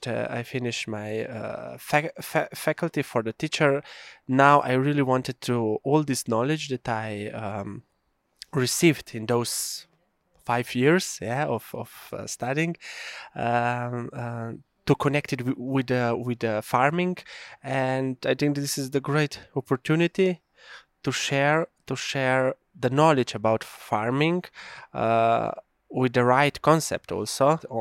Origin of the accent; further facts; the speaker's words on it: Kamnik, Central Slovenia, Slovenia; English is a second language; I'm coming from Slovenia, from Prealp area, from the municipality of Kamnik. I'm now a farmer.